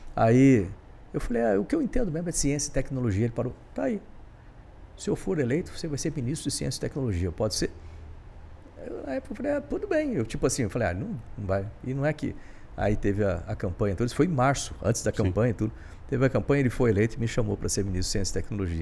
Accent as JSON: {"language": "Portuguese", "town": "Bauru", "region": "São Paulo", "country": "Brazil", "tie": "born or raised there", "moved": "yes", "said": "eu sou de Bauru, interior de São Paulo, e meu pai, ele era servente de serviços gerais, do IBC"}